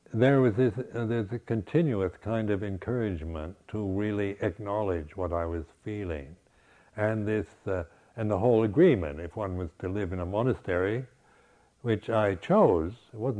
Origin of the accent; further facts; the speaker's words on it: United States; moved away as an adult; also born or lived in Berkeley; being an American